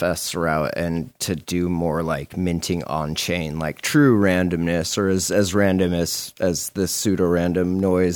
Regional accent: Montana, United States; I'm from Montana

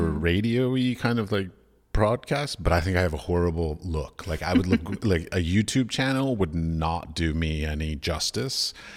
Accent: United States; moved away as an adult; also born or lived in Middle East; I come from America

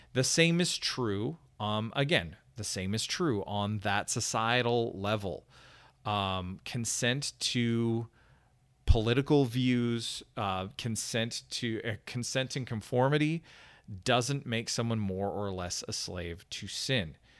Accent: Canada; now in United States; my home country of Canada

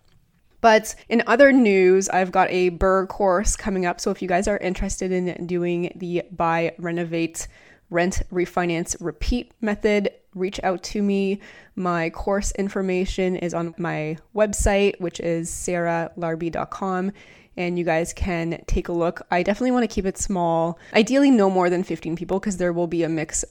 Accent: Canada; I'm from Canada

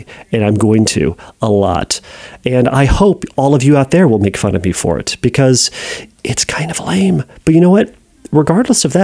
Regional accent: United States; I'm an American

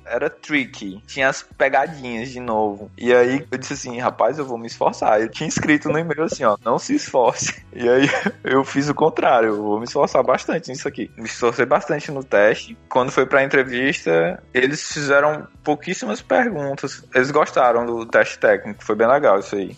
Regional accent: Fortaleza, Ceará, Brazil; moved away as an adult; also born or lived in New Zealand; now in Finland; eu vim de Fortaleza, Ceará, lá é quente, viu?

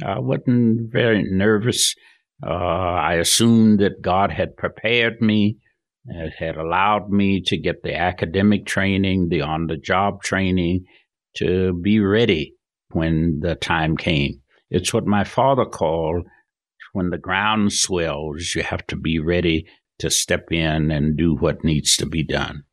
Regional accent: Georgia, United States; moved away as an adult; also born or lived in Florida; now in Salt Lake City, United States; Born and reared in Georgia, grew up there, went through high school, left to go to college.

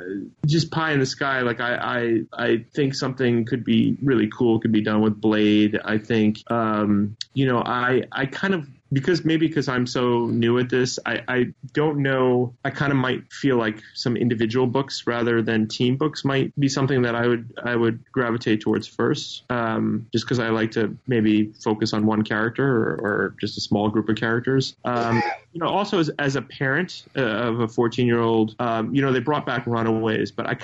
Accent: New York, United States; I live in New York, so or I'm from New York.

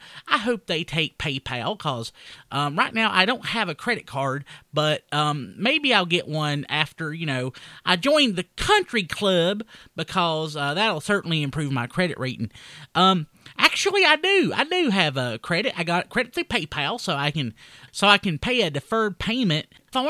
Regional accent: Hays, North Carolina, United States; I mean, I'm from Wilkes County, too, but I'm from, like, you know, the better part of Wilkes County. I'm from Hayes.

